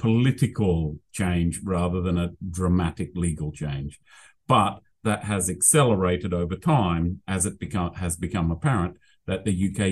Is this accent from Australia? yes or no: yes; Australia; accent: Australian; now in United Kingdom; my Australian accent